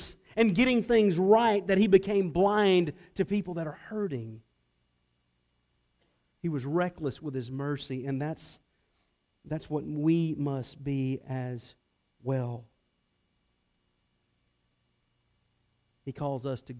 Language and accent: English; Atlanta, Georgia, United States; I grew up in Atlanta